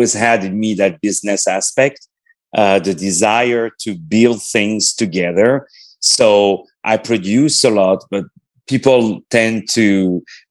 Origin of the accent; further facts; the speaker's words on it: Paris, Île-de-France, France; I was born in Paris.